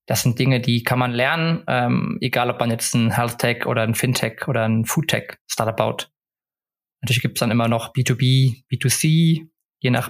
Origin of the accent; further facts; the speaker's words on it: Stockholm, Stockholm County, Sweden; now in Cologne, Germany; ansonsten habe ich noch immer meine, meine alte Heimat Stockholm, die über mir schwebt, wo man immer zurück könnte. Aber aktuell bin ich erstmal happy